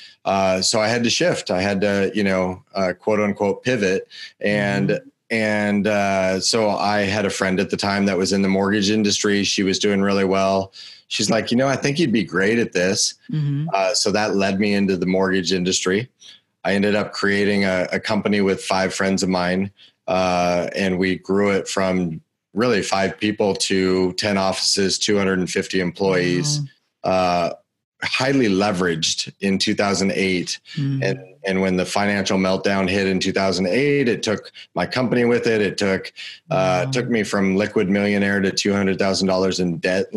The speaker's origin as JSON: {"language": "English", "town": "Chattanooga", "region": "Tennessee", "country": "United States", "tie": "born or raised there", "said": "I was born in Chattanooga."}